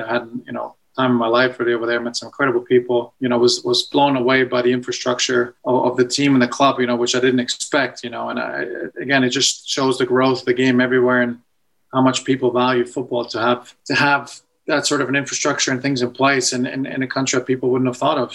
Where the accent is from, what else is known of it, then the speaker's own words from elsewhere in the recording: Edmonton, Alberta, Canada; moved away; growing up in Edmonton